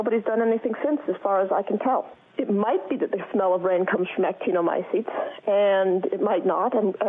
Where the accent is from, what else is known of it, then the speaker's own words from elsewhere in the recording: Edinburgh, Scotland, United Kingdom; Hello, this is …. I'm from Edinburgh.